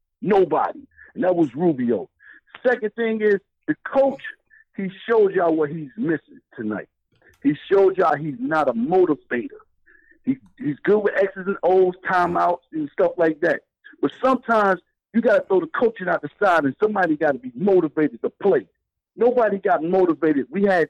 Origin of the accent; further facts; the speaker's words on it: New York, United States; now in North Carolina, United States; I'm from New York. I'm down in North Carolina. I was just in Jersey the other day. I'm back in NC.